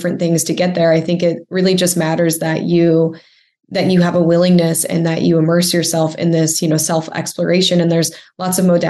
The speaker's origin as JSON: {"language": "English", "region": "Midwest", "country": "United States", "moved": "yes", "lives_now": "Orange County, United States", "said": "I'm from the Midwest originally."}